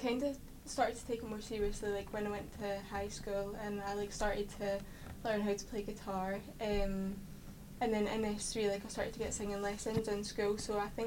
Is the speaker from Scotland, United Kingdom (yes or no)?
yes; Edinburgh, Scotland, United Kingdom; I'm from, near Portobello